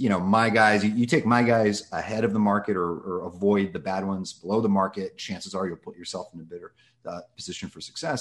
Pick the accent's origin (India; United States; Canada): United States; Los Angeles, California; I grew up in Los Angeles, um, basically here since I was two months old.